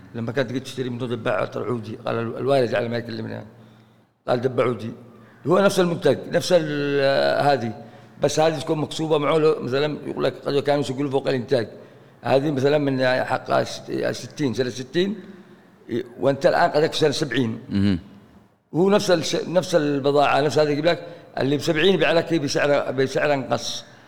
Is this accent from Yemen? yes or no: yes; Aden, Yemen; هنا عندنا في عدن